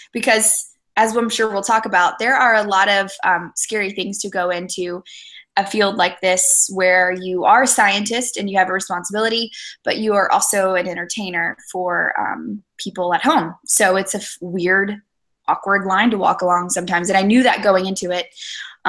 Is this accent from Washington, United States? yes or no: no; Florida, United States; also born or lived in Zanesville, Ohio / Little Rock, Arkansas; now in Charlotte, United States; growing up in Florida